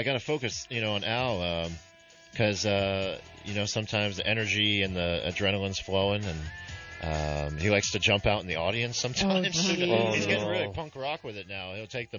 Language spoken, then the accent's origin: English; Rancho Cucamonga, California, United States; also born or lived in Rhode Island; I'm from Rhode Island. Grew up in Rancho Cucamonga